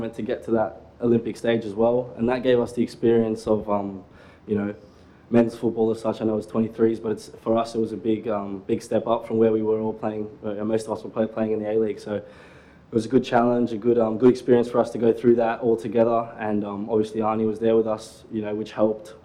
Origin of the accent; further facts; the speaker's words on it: Australia; also born or lived in South Africa; I came over to Australia when I was 9 months, so pretty much one year old. And, yeah, I don't know any better. I'm Australian through and through